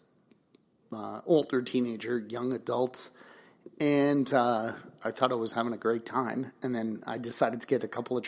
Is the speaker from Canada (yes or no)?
yes; Toronto, Ontario, Canada; I grew up in Toronto as well, West End. So Mississauga, Etobicoke